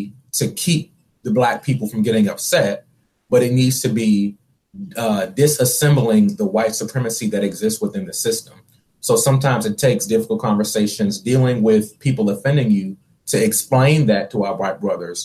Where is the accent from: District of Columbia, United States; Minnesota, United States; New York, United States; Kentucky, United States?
District of Columbia, United States; Washington; moved away as an adult; also born or lived in North Carolina; I'm originally from Washington, D.C., and then I moved to North Carolina to attend this school